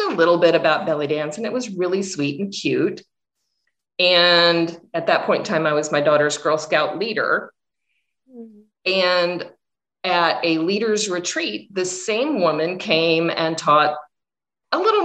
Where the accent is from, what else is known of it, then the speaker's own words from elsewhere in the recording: Missouri, United States; I am from Missouri in the USA, so I'm from a fairly rural area